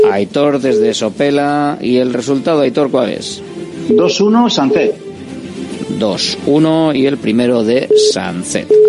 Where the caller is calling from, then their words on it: Getxo, Basque Country, Spain; de Guecho.